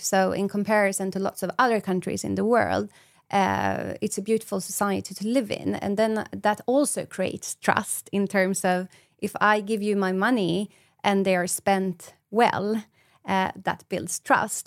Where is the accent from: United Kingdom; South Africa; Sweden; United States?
Sweden; I'm from Sweden